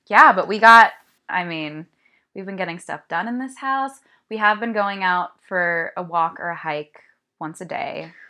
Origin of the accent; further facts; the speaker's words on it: California, United States; I'm from California, born and raised